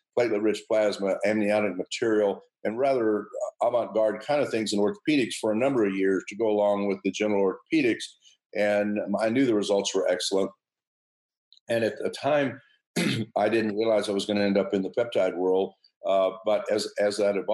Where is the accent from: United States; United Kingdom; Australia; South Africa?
United States; Galveston, Texas; also born or lived in Wharton County, Texas; I was born in Galveston, Texas. Lived there 11 years. And then we moved around a little bit in Texas